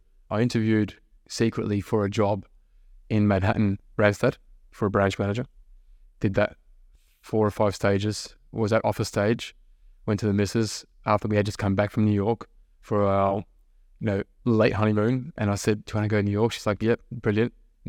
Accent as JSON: {"language": "English", "town": "Melbourne", "region": "Victoria", "country": "Australia", "said": "I'm full Aussie, right?"}